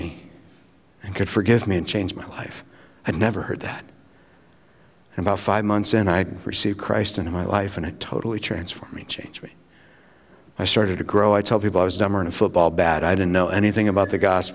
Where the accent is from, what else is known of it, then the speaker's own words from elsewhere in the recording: Battle Creek, Michigan, United States; I got invited to a Wesleyan Church in my hometown, Battle Creek